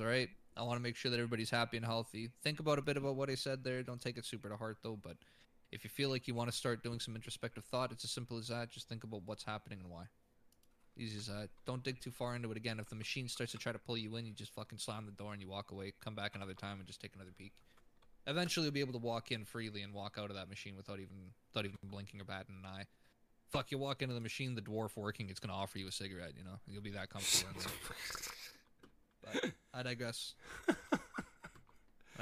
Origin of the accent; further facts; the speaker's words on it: Canada; I'm Canadian as fuck